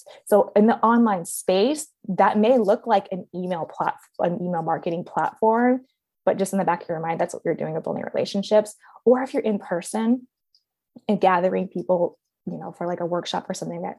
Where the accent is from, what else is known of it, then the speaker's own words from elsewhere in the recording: Baltimore, Maryland, United States; moved away as an adult; also born or lived in Beijing; We actually moved back to the States, back to my hometown in Baltimore